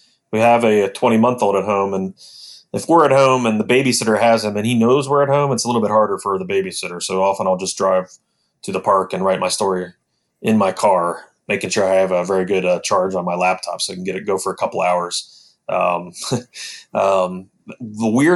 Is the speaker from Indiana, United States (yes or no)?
no; Mount Orab, Ohio, United States; also born or lived in Fayetteville, Ohio; now in Columbus, United States; I grew up in Mount Orb, lived there until I was 18. So that's still my hometown